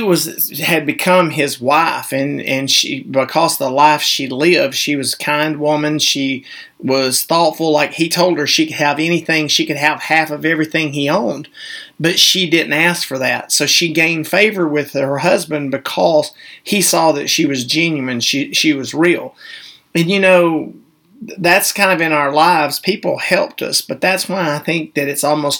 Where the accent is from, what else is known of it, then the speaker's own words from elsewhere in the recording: the Bible Belt, the South, United States; we were raised in the Bible Belt